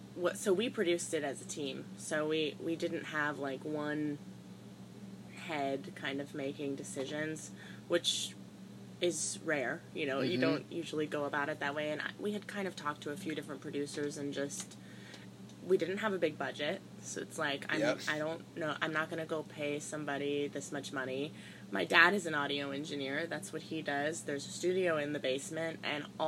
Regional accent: Denver, Colorado, United States; moved away as an adult; also born or lived in San Francisco Bay Area, California / Boston, Massachusetts; now in Nashville, United States; I grew up in Denver. I'm originally from the Bay Area.

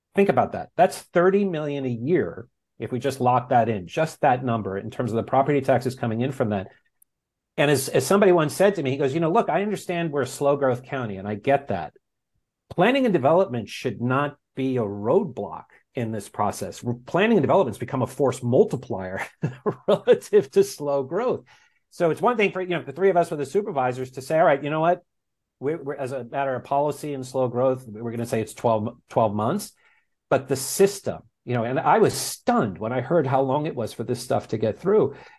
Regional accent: New York, United States; moved away as an adult; also born or lived in Los Angeles; now in Santa Ynez Valley, United States; I'm a product of New York public schools

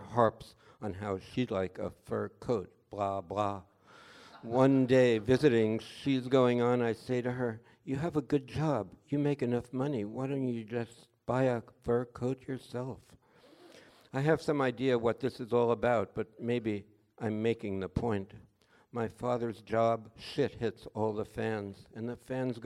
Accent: New York City, New York, United States; We were both from New York. He was from Queens. I'm from the Bronx

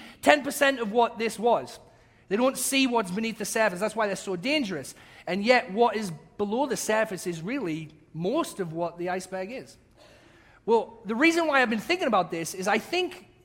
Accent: England, United Kingdom; accent: English; moved away; my English accent

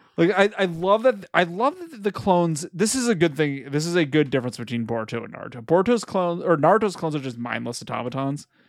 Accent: California, United States; We're all raised Californians.

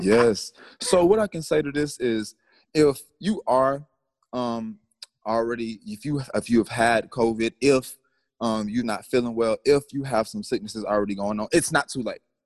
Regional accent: Atlanta, Georgia, United States; I'm from the south. I'm from Atlanta, Georgia

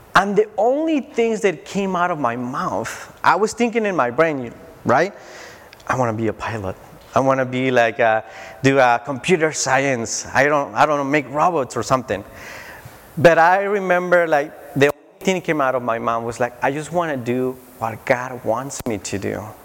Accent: Tijuana, Baja California, Mexico; moved away; I grew up in Tijuana, Mexico

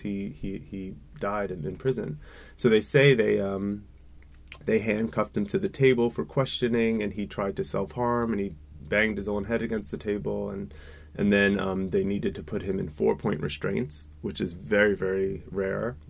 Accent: New Jersey, United States; moved away as an adult; also born or lived in Germany; I grew up in New Jersey

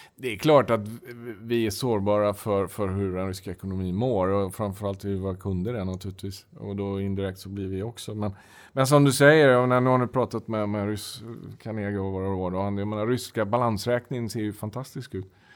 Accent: Sweden; moved away as an adult; also born or lived in Russia; now in Moscow, Russia; vi är två svenskar äh, i, i Moskva.

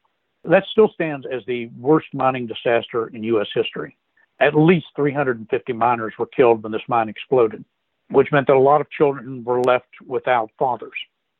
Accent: Clarksburg, West Virginia, United States; Clarksburg, which is my hometown.

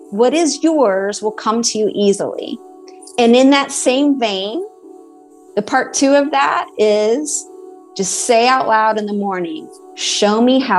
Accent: Bowling Green, Kentucky, United States; I grew up in Bowling Green, Kentucky. And my parents are still there. And I am one of three. I'm middle child. So I have an older sister.

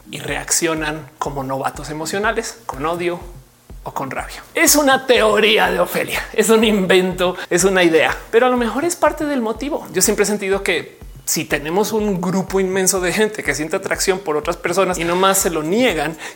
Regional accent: Mexico; a mí me costó mucho aceptarme como mexicana.

